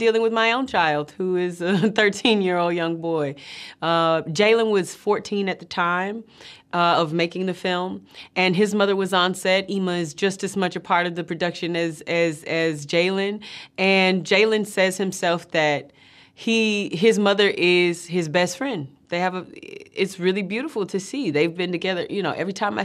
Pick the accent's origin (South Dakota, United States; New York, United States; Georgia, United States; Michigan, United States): Georgia, United States; Atlanta; growing up in Atlanta